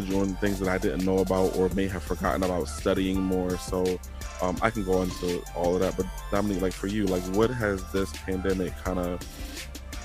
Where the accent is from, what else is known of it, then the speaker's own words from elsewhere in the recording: Virginia, United States; growing up in Virginia